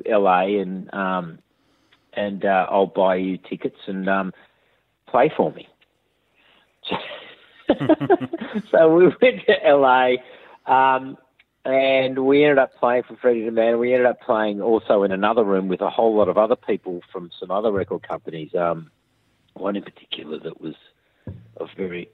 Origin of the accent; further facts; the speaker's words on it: Australia; I'm just an Aussie bloke